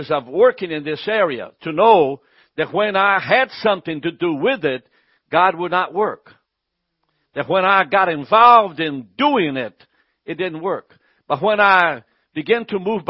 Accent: Brazil; now in United States; I'm from Brazil

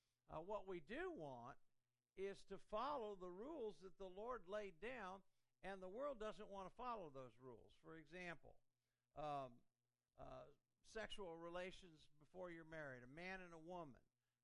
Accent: Indiana, United States; also born or lived in Columbus, Ohio; I grew up in Indiana, so I loved Indiana sports. I mean, I was a big IU basketball fan, Bobby Knight, and I went to Purdue and so forth. And then we went to Ohio. I lived in Columbus, Ohio.

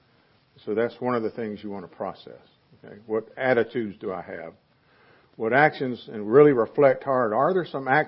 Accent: the South, United States; I'm a Southerner

